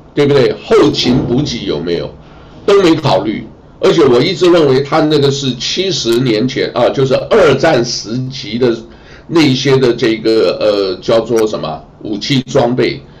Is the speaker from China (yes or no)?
yes; Fujian, China; moved away; 我们福建人